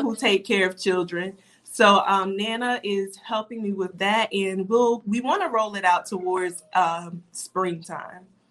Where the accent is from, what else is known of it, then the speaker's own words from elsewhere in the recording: Darlington, South Carolina, United States; moved away as an adult; also born or lived in Florence, South Carolina / Timmonsville, South Carolina; now in Florida, United States; we later moved to uh, Darlington, South Carolina, and that's where I went to elementary, middle, and high school. So I would basically say I'm from Darlington.